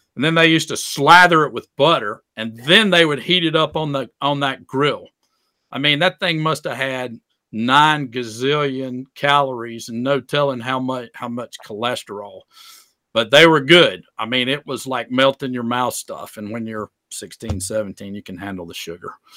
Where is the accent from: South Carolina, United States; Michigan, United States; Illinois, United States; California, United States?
South Carolina, United States; Greenwood; I grew up in Greenwood, South Carolina